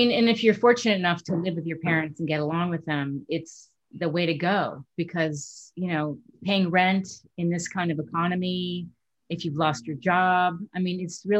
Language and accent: English; New York, United States; moved away; I'm originally from New York.